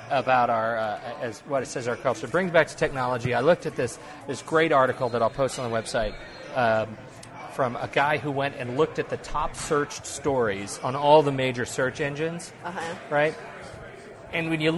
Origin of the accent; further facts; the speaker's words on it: Colorado, United States; now in Portland, United States; I'm from Colorado.